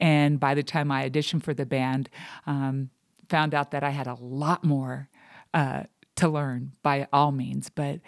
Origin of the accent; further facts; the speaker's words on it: Buena Park, California, United States; Originally, I'm from Buena Park, California.